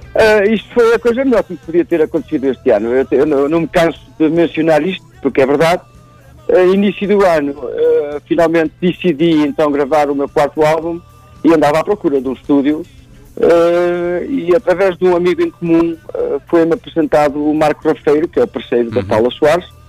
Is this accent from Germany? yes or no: yes; Germany; now in Portugal; fui criado na Alemanha